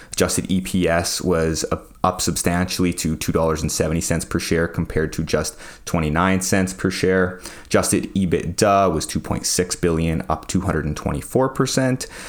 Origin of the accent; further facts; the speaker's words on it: Saskatoon, Saskatchewan, Canada; I'm proud of being from Saskatchewan